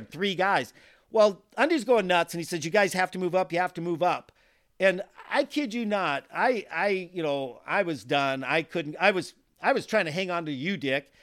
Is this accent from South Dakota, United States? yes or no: yes; South Dakota, United States; I'm from South Dakota. We don't grow sunflowers in South Dakota